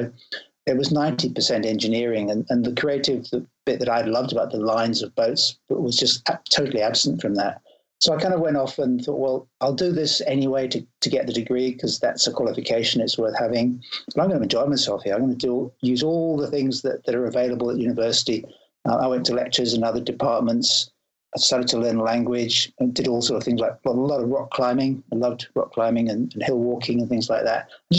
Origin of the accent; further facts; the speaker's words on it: Isle of Wight, South East England, United Kingdom; And so for my teenage years, I was brought up in the Isle of Wight, living by the sea, sort of quite on my own.